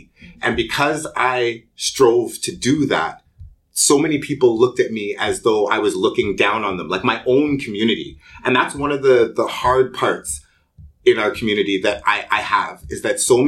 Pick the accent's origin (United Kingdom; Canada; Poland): Canada; Toronto, Ontario; first language English; I grew up in a pretty poor area of Toronto. I grew up in Rexdale